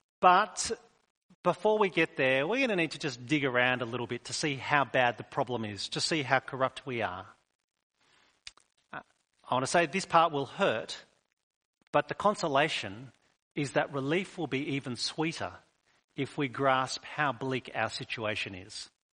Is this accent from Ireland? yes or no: no; New South Wales, Australia; moved away; We moved here from New South Wales a number of years ago. When people find out that we're from New South Wales, they still remind us we're all free settlers here.